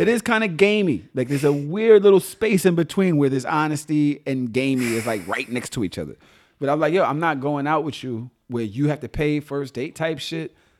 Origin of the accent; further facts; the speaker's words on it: New York City, New York, United States; also born or lived in Atlanta; I was still from Brooklyn